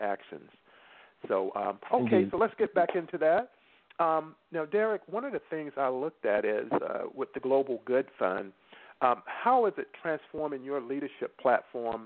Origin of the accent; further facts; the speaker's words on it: North Carolina, United States; I grew up in North Carolina.